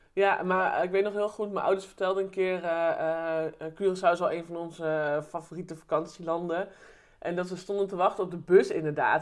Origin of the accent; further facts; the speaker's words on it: Eerbeek, Gelderland, Netherlands; also born or lived in Deventer; ik ben geboren in Deventer. En mijn ouders zijn weer verhuisd naar Eerbeek